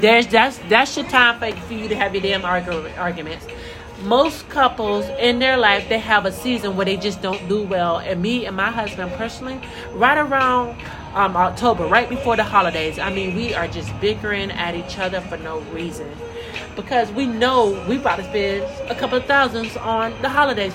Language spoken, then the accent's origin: English; Central Florida, United States; I'm from Central Florida.